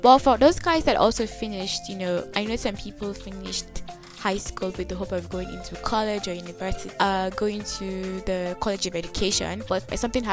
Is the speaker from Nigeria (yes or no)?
yes; Nigeria; now in Kenya; I'm a Nigerian living in Kenya